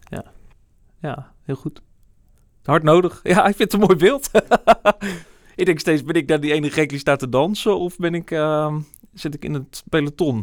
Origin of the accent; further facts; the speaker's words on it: Barneveld, Gelderland, Netherlands; now in Amersfoort, Netherlands; Amersfoort, het gebied waar ik opgegroeid ben, Barneveld